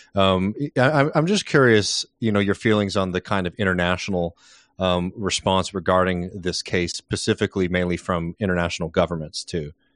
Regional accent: United States; as American citizens

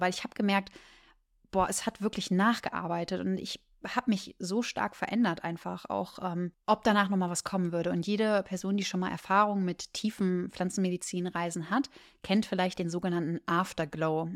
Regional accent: Germany; Ich komme aus Deutschland

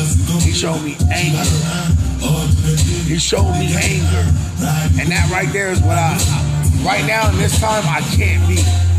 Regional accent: West Coast, United States; I'm from the West Coast. And that sound is an original sound for me.

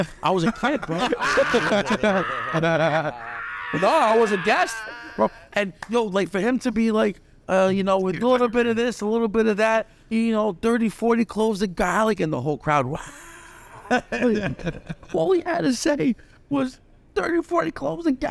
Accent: New York City, New York, United States; I grew up in the Bronx.

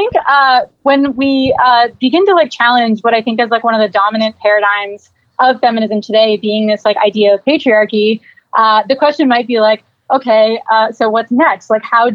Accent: Miami, Florida, United States; growing up in Miami

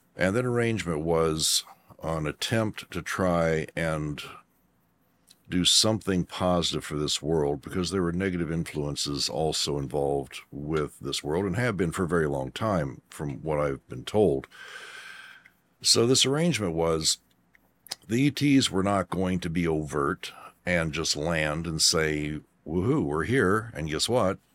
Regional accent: Kentucky, United States; also born or lived in Aurora, Colorado; we moved Kentucky from Aurora, Colorado

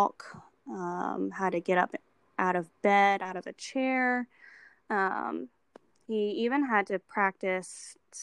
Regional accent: Baton Rouge, Louisiana, United States; moved away as an adult; now in Bush, United States; I'm originally from Baton Rouge and I just moved to the Covington, Mandeville area about a month ago

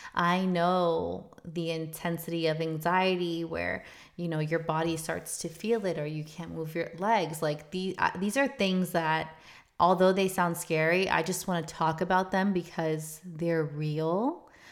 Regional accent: South Florida, United States; moved away as an adult; also born or lived in Chicago; We're from South Florida.

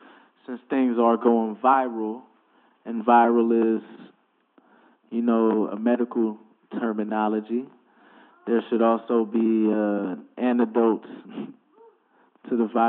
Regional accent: Ohio, United States; also born or lived in DMV / upstate New York / Texas; it's weird to say I'm from Ohio, because I moved around way too much. I lived in the DMV and upstate New York, Texas a lot of the time. I went to school down there

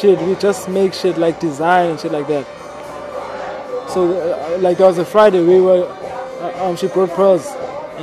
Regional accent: Cape Town, Western Cape, South Africa; I come from Ekhayelitsha. I reside in a lot of places, bro. You know, I've moved around a lot in Khayelitsha. I've moved around a lot around Cape Town

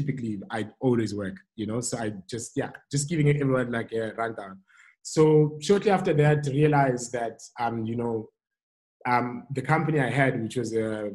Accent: Cape Town, Western Cape, South Africa; also born or lived in Germany / Hout Bay; born and bred in Cape Town, grew up in Khayelitsha, Site B Co M. I'm currently stay in Hout Bay

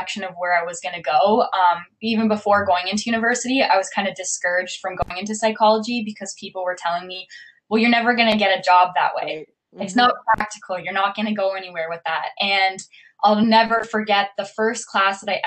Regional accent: Amherstburg, Ontario, Canada; also born or lived in Windsor, Ontario; I'm born and raised in Windsor. I am from technically Amherstburg.

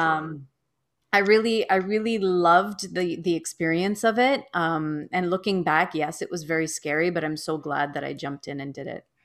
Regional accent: Toronto, Ontario, Canada; I was born and raised in Toronto, Ontario, Canada

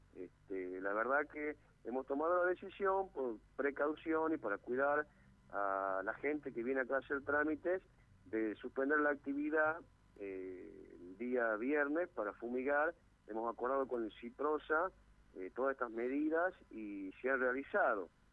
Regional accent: Argentina; como argentinos

